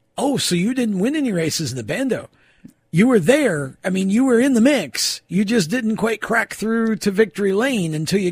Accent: about 6 hours northwest of Albany, New York, United States; moved away; I'm obviously from New York as well, and everybody says that thinks when I say that they think I'm from the city. It's like, no, state, nowhere near the city. Actually, where I'm from is about 6 hours northwest.

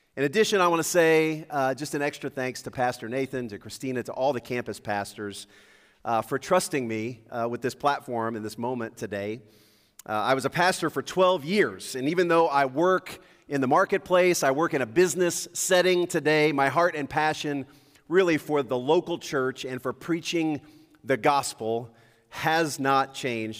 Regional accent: Lakeview, United States; also born or lived in Indianapolis, Indiana; growing up in Lakeview

